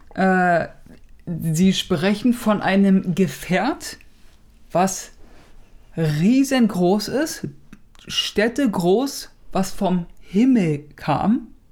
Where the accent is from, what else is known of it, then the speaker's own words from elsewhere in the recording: Germany; hier bei uns in Deutschland